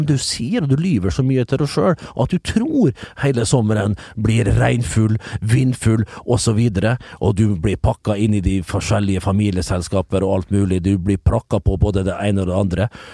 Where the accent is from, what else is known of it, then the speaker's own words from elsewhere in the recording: Western Norway, Norway; moved away; jeg skal være hjemme på Vestlandet